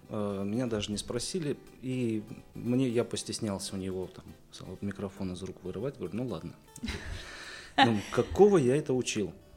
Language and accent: Russian; Bryansk, Bryansk Oblast, Russia; я из Брянска, кузнец